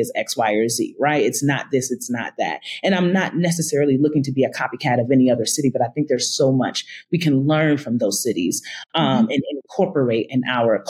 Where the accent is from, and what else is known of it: Albany, New York, United States; born or raised there; moved away as an adult; also born or lived in Atlanta, Georgia